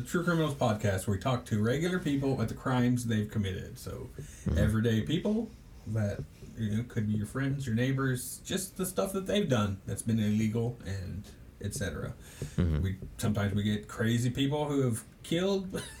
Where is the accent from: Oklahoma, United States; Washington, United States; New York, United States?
Oklahoma, United States; And we're all from Oklahoma.